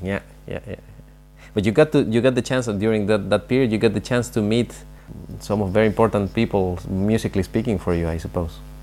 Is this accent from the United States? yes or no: no; Mexico; I'm also from Mexico